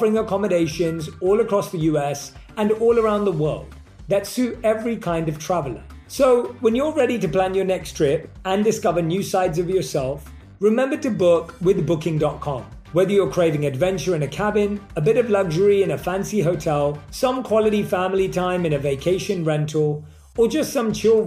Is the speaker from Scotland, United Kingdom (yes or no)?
no; London, United Kingdom; moved away as an adult; also born or lived in India; I grew up, like I said, born and raised in London